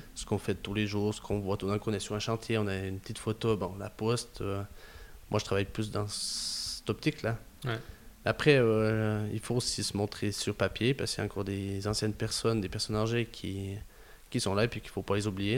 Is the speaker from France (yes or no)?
no; Gruyère, Fribourg, Switzerland; accent: Gruyérien; some say a bit Canadian; un peu une voix gruyérienne, des fois. On me dit que j'ai un accent un peu canadien